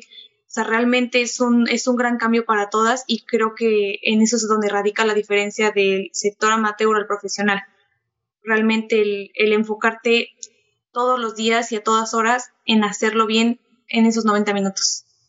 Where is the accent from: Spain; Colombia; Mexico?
Mexico; Temoaya, State of Mexico; en Temoya, que es de donde soy originaria